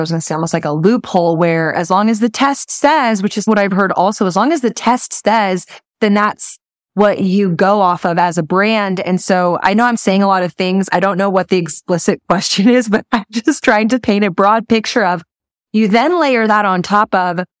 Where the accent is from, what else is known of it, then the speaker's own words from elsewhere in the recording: Texas, United States; being here in Texas, my first six months to a year in business